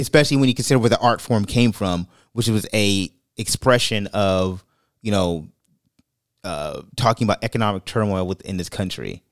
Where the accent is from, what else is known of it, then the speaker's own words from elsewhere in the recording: New York City, New York, United States; moved away; I'm from Brooklyn